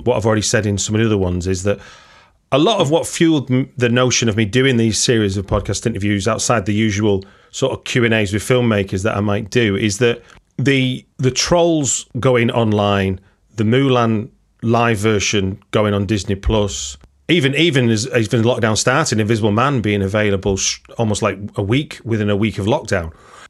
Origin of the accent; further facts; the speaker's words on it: Manchester, North West England, United Kingdom; a place that people who might recognise my accent is a place from where, it's from where I grew up.